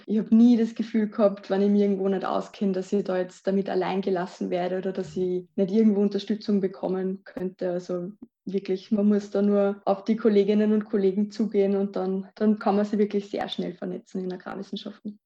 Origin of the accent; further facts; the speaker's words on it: Lower Austria, Austria; moved away as an adult; now in Vienna, Austria; ich komme aus Niederösterreich.